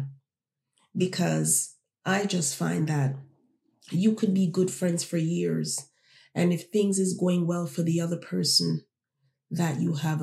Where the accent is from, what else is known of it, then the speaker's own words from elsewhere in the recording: Toronto, Ontario, Canada; also born or lived in Jamaica; I was born in Jamaica. I grew up here in Toronto.